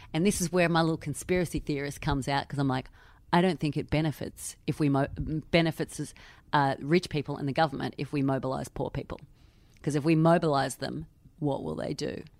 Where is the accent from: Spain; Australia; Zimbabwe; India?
Australia; now in London, United Kingdom; I am Australian. I live in London